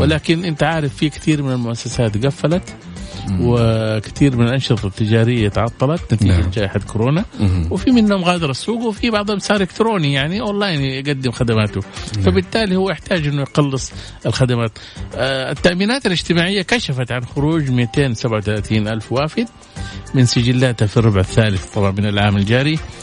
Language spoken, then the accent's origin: Arabic; Saudi Arabia; عندنا في السعودية